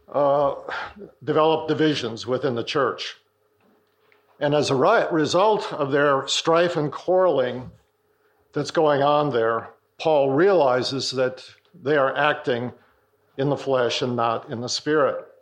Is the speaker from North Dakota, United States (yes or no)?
yes; North Dakota, United States; I'm from North Dakota, so I've seen a lot of this happening growing up in farming communities